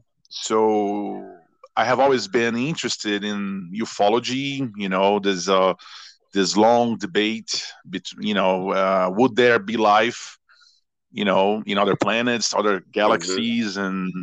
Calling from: Belo Horizonte, Minas Gerais, Brazil; English is a second language; I am speaking from Belo Horizonte, Brazil.

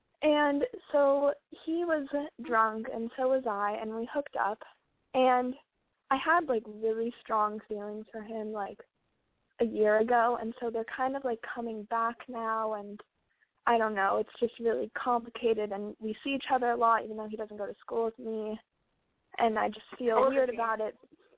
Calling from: Los Angeles, California, United States; I'm calling from LA.

